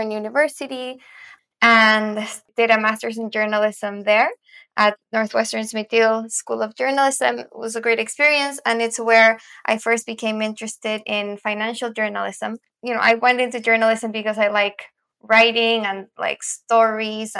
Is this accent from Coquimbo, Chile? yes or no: no; Santiago, Santiago Metropolitan Region, Chile; moved away as an adult; also born or lived in United States; I'm originally from Santiago, Chile